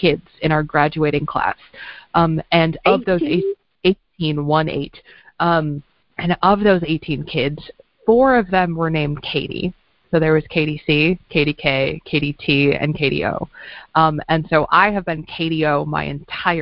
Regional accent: Midwest, United States; moved away; I grew up in the Quad Cities

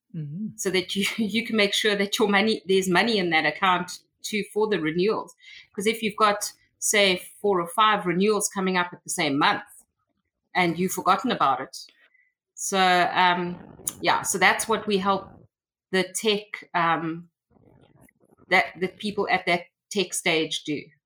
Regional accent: South Africa; also born or lived in Cape Town; I am from South Africa, and um, I have been I've, I've, was born here and I've been living in South Africa all my life

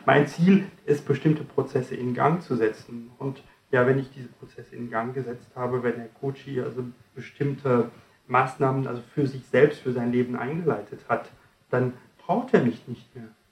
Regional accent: France; now in Germany; Ich komme nicht ganz aus Deutschland, ich komme aus Frankreich

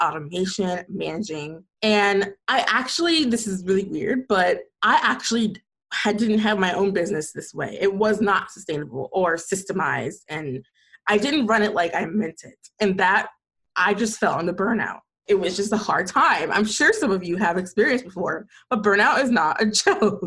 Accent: Atlanta, Georgia, United States; I'm from Atlanta, Georgia, and I'm still in Atlanta, Georgia, and I love it here

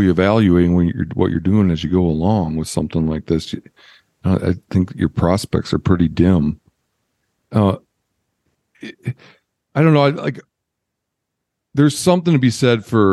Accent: Midwest, United States; moved away as an adult; now in Montana, United States; I'm from the Midwest

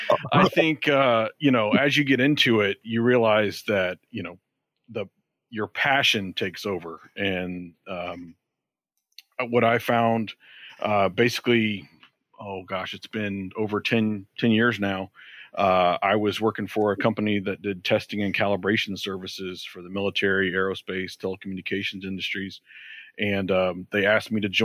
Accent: Georgia, United States; moved away; also born or lived in Florida / Michigan; I'm originally from Georgia.

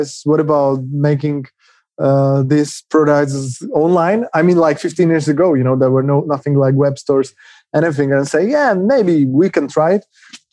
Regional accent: Czechia; We are from the Czech Republic, currently in two cities in Prague and Třinec

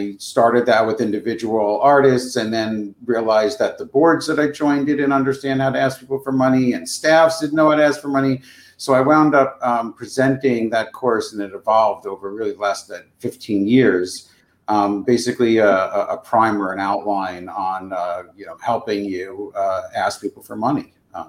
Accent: New York, United States; now in New York City, United States; I came all the way from Long Island to be a theater director.

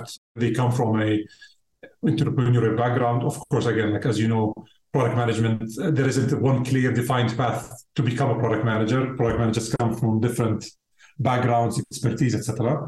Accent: Jordan; moved away as an adult; now in Amsterdam, Netherlands; I'm originally from Jordan

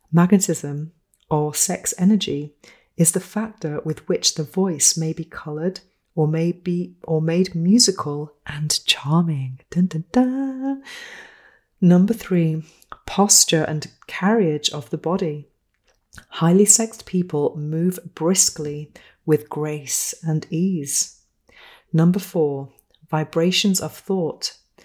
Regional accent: United Kingdom; No handshake, no kissing, because I think I'm British. I don't do that.

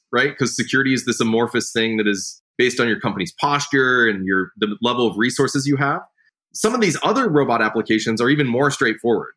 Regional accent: rural Nebraska, United States; So I grew up in the Midwest, right? I grew up in rural Nebraska

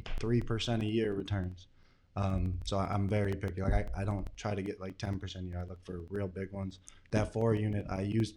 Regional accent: St. Clair Shores, Michigan, United States; I'm from St. Clair Shores.

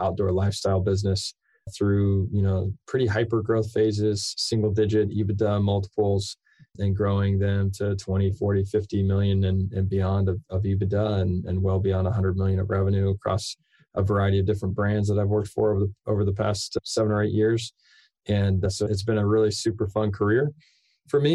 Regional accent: Austin, Texas, United States; also born or lived in Provo, Utah; I grew up outside of Austin, Texas. I actually grew up on a 50-acre ranch.

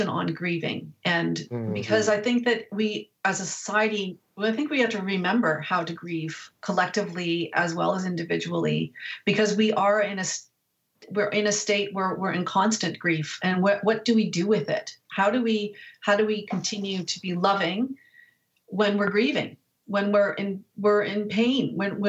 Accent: Canada; I'm Canadian, but in America

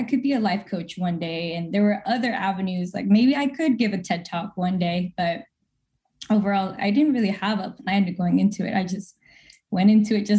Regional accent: Fairfield, California, United States; now in Sacramento, United States; I grew up in Fairfield

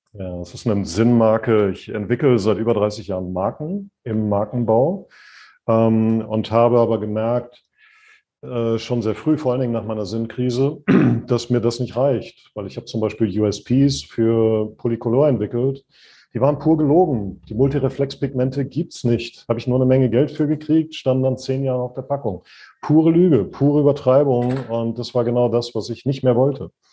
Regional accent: Sauerland, North Rhine-Westphalia, Germany; als ich ein kleiner Junge war, ich komme aus dem Sauerland oder vom Sauerland weg, wie man da sagt

